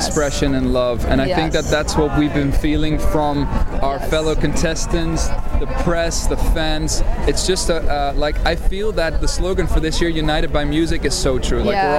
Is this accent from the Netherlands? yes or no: yes; Netherlands; We're from the Netherlands.